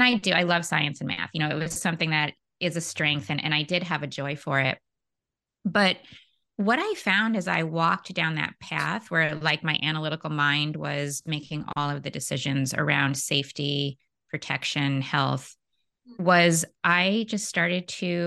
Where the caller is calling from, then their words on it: San Francisco, California, United States; I am in San Francisco, California, in the States.